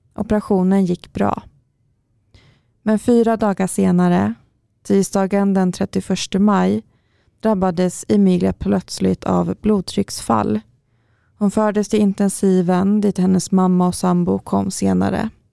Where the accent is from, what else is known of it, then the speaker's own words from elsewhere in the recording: Karlstad, Värmland, Sweden; now in Stockholm, Sweden; när jag flyttade hit till Stockholm först och, och fortfarande hade kvar viss vård i Karlstad, där jag kommer ifrån